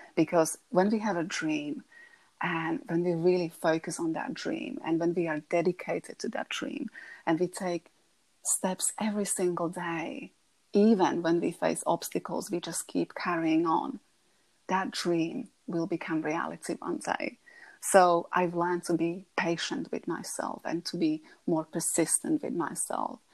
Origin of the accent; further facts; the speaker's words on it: Slovakia; English is a second language; moved away as an adult; now in Buckinghamshire, United Kingdom; I'm originally from Slovakia